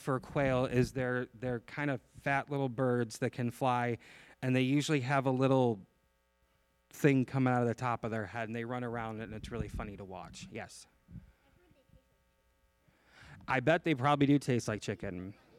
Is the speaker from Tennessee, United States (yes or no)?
no; Chicago, Illinois, United States; I came from Chicago.